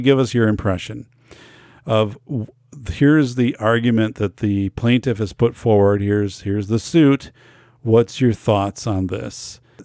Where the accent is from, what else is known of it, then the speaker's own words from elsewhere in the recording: Wisconsin, United States; Wisconsin. in my home state, 'cause I know too many people here